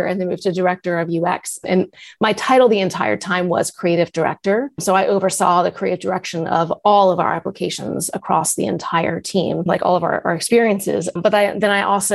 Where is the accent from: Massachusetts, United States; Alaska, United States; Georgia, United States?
Massachusetts, United States; moved away as an adult; also born or lived in California; I had moved to Massachusetts because I wanted to go back home. I'm from Massachusetts.